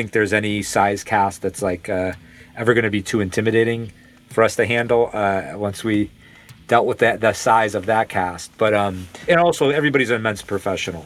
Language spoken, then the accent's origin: English; Cleveland, Ohio, United States; We grew up near the Cleveland Cinematheque